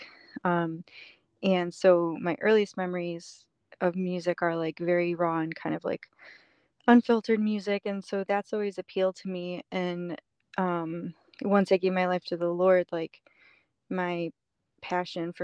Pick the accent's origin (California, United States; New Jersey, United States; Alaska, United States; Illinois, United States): Illinois, United States; Chicago suburbs; moved away as an adult; also born or lived in upstate New York; I grew up in the Chicago suburbs until I was 18. And then I moved to upstate New York.